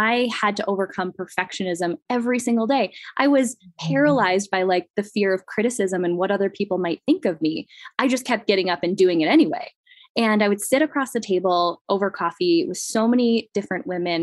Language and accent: English; Midwest, United States; moved away; I came from the Midwest where it's very much the idealized version of life